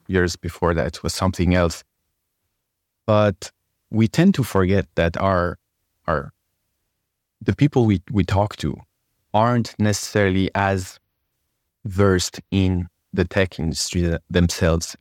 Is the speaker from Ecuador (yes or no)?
no; France; English is a second language; moved away; I was born and raised in France from Persian parents